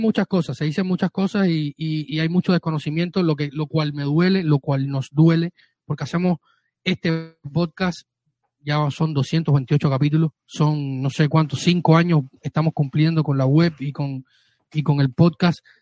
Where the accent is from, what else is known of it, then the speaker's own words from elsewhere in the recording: Cuba; mi tierra cubano